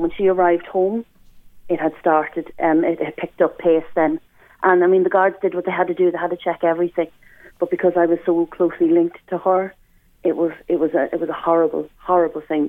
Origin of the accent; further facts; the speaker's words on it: Ireland; me as an Irish person